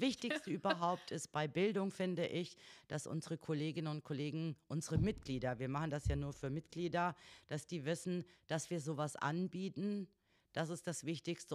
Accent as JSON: {"language": "German", "region": "North Hesse", "country": "Germany", "also_born_or_lived": "Wolfenbüttel / Ibbenbüren", "moved": "as an adult", "said": "Ich komme aus Nordhessen"}